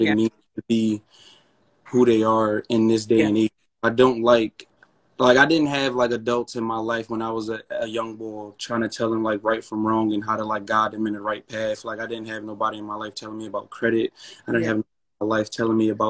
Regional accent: Philadelphia, Pennsylvania, United States; I'm from Philly, and I went to school

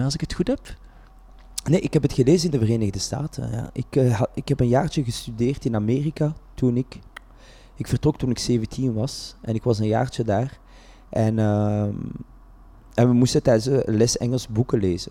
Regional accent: Vilvoorde, Flanders, Belgium; ik ben geboren en getogen in Vilvoorde

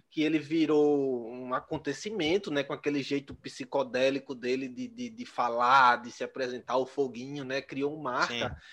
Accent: Maceió, Alagoas, Brazil; eu sou aqui de Maceió, em Alagoas

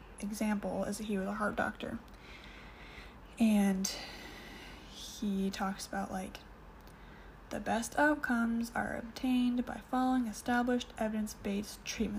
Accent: United States; moved away as an adult; now in Canada; I'm an American, currently living in Canada

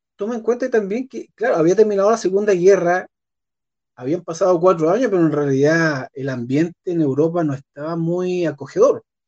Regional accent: Puerto Montt, Los Lagos, Chile; yo nací en Puerto Montt

